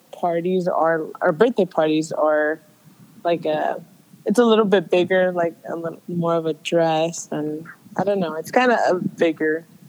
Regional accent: San Jose, California, United States; I was born here in California.

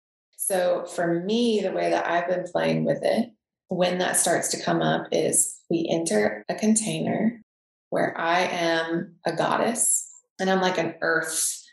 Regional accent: the South, United States; accent: Southern; And when my Southern accent comes out, like in one of my archetypes, and when that comes out, my partner's like, oh, fuck.

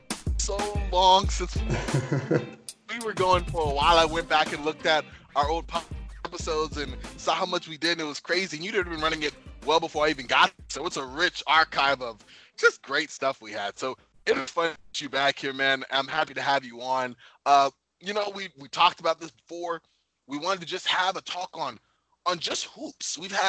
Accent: New York, United States; growing up in New York

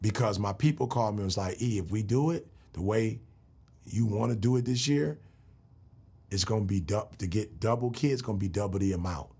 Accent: Michigan, United States; I grew up in Michigan

